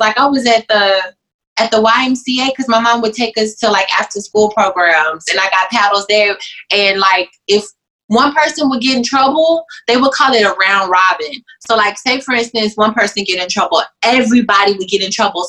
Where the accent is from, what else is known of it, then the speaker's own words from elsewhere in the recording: the South, United States; I'm from the South, too, and at my school, they had corporal punishment